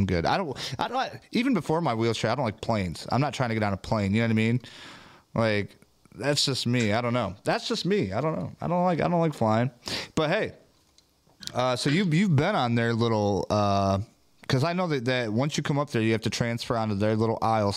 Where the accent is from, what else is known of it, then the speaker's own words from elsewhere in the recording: Michigan, United States; we're from Michigan